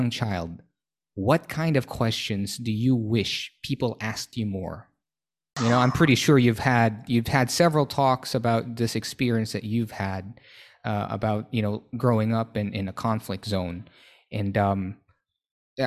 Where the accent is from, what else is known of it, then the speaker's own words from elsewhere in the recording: Manila, Metro Manila, Philippines; English is a second language; moved away as an adult; now in Thailand; originally, I'm from Manila